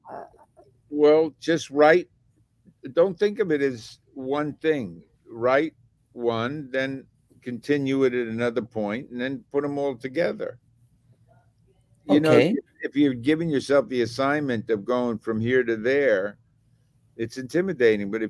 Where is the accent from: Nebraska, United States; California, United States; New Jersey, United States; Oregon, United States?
New Jersey, United States; Atlantic City; I grew up in Atlantic City.